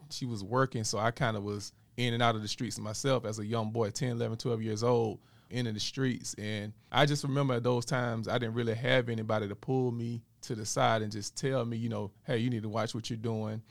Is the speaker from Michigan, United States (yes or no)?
no; Dothan, Alabama, United States; moved away as an adult; also born or lived in Atlanta, Georgia / Columbus, Georgia; I'm from Dothan, Alabama originally.